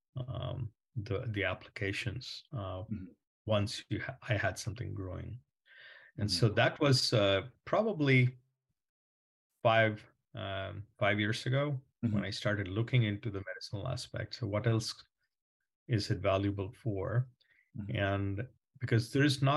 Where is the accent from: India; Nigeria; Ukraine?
India; moved away as an adult; I grew up in India and came here to do my master's when I was 22.